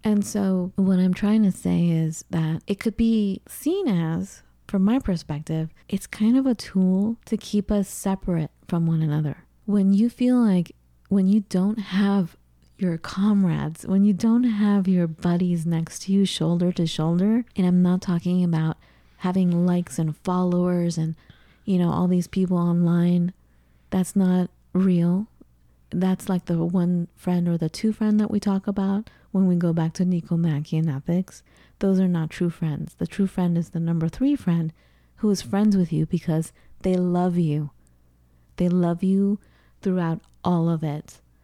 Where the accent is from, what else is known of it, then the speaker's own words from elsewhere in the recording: United States; growing up in the United States as an immigrant